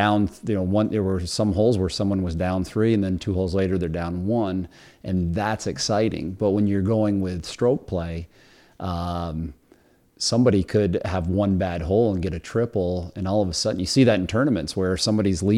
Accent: Cliff Haven, New York, United States; I grew up in Cliff Haven

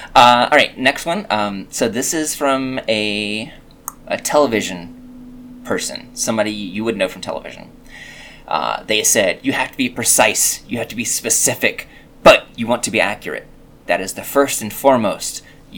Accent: Canada; I'm Canadian, and she's English, and those are like two combinations of nice people

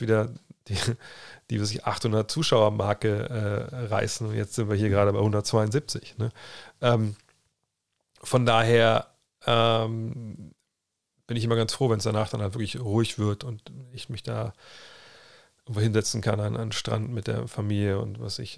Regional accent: Cologne, North Rhine-Westphalia, Germany; moved away; bei uns in Köln damals

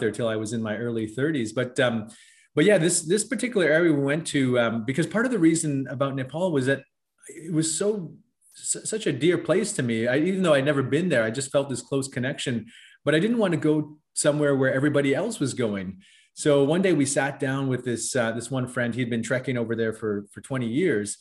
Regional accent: West Coast of Canada, British Columbia, Canada; I was born and raised on the West Coast of Canada

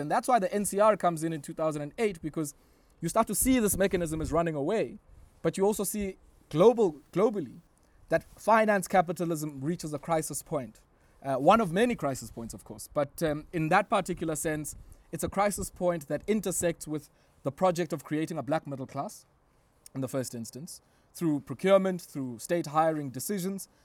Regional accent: Queenstown, Eastern Cape, South Africa; So I grew up in Queenstown. Queenstown is in the Republic of South Africa at the time

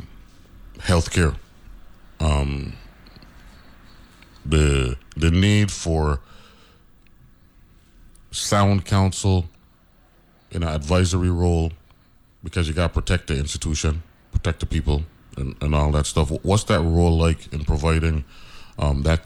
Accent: St. Croix, U.S. Virgin Islands; as a Virgin Islander, as a Crucian

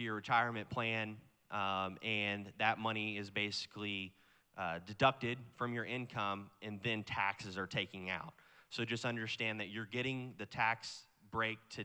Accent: Kansas City, Missouri, United States; I'm from Kansas City, Missouri

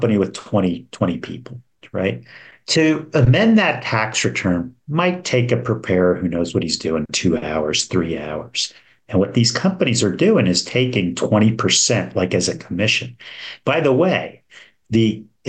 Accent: New Jersey, United States; moved away as an adult; now in Florida, United States; my home state of New Jersey

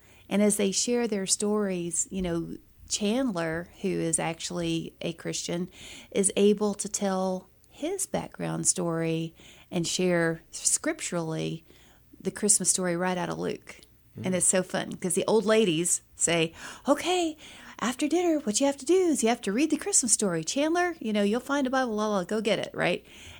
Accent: Philippines; I grew up in the Philippines, and my international characters, go figure, are from the Philippines.

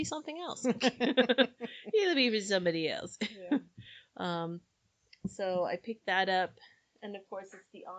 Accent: Fresno, California, United States; now in Fillmore, United States; Having grown up in Fresno, where we say, it's okay

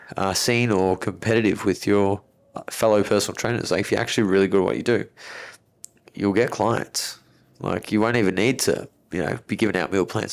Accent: Melbourne, Victoria, Australia; I was born in Melbourne, very affluent area in Melbourne

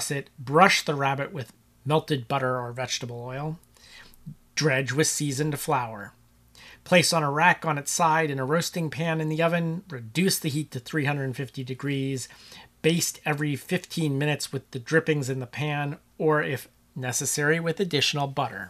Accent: Cincinnati, Ohio, United States; where I grew up in Cincinnati, Ohio

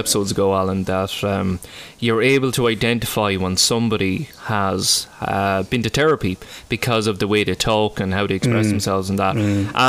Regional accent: Ireland; So we're all from Ireland, and one of us is from the People's Republic of Cork.

